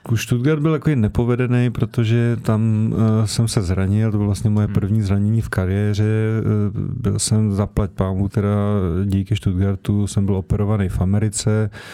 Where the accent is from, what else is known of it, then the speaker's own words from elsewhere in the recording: Prague, Czechia; jsem se narodil eh, kilometr od Slávě, od 6 let jsem tam jako odchovanec chodil, hrál jsem tam v podstatě do 37 let